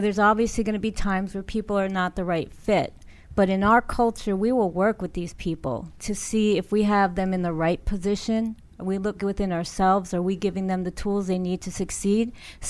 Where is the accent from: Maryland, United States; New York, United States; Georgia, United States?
Maryland, United States; Langley Park; I'm from Langley Park, Maryland.